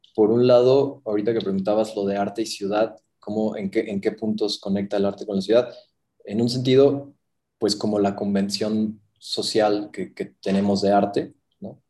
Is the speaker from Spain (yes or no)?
no; Mexico; moved away as an adult; now in Mexico City, Mexico; soy mexicano